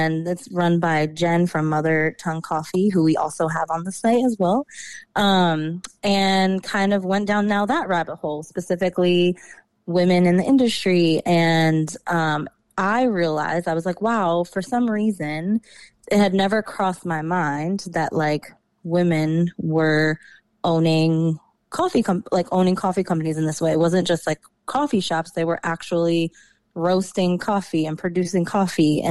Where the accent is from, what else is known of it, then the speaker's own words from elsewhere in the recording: New York, United States; moved away as an adult; also born or lived in DMV area (Washington DC metropolitan area); now in DMV area (Washington DC metro), United States; I was born and raised in New York